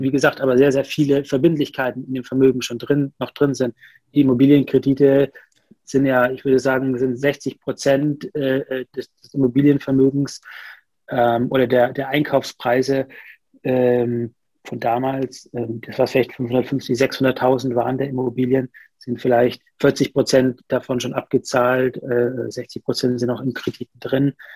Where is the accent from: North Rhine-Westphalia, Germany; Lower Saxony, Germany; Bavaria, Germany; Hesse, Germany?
Bavaria, Germany; Nuremberg; also born or lived in Rostock; now in Berlin, Germany; Ursprünglich komme ich aus Nürnberg